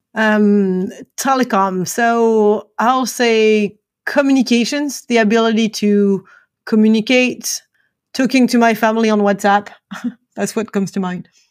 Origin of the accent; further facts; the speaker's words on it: France; now in Atlanta, United States; I'm originally from France, and I'm joining you today from Atlanta in the U S.